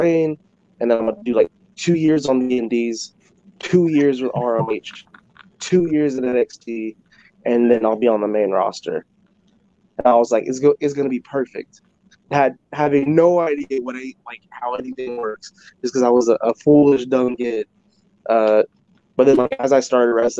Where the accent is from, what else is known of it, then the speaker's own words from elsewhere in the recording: California, United States; moved away as an adult; also born or lived in Iowa; I'm originally from California, so I was getting ready to move to Iowa